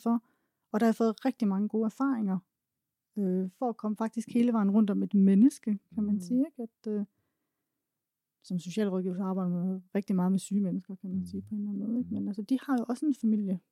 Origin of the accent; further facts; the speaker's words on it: Denmark; jeg var egentlig født og opvokset i Træsko i Jylland